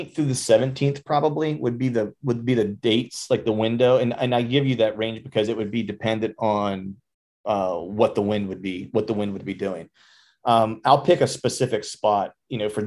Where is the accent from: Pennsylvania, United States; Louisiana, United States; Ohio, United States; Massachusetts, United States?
Pennsylvania, United States; moved away as an adult; also born or lived in Florida; I was born in Pennsylvania, spent some time in Florida as a musician for a bunch of years, and then moved back to PA.